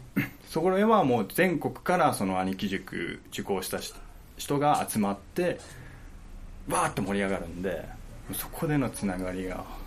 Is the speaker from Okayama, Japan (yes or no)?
yes; Okayama, Japan; moved away as an adult; also born or lived in Fukuyama; 岡山が出身なんですけど